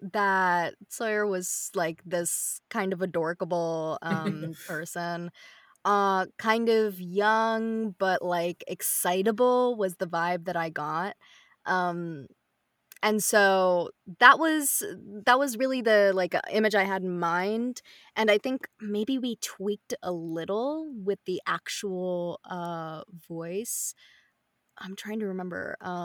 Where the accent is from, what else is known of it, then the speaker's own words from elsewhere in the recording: India; like, Indian, because I'm Indian in this, I'll probably start it.